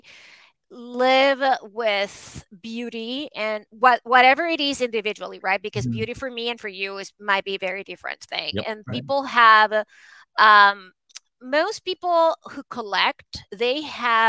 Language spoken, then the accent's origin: English; Venezuela; moved away; I was born and raised in Venezuela